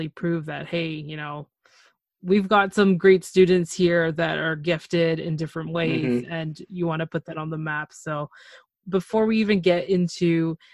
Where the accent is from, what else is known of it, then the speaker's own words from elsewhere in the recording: Canada; I'm from Canada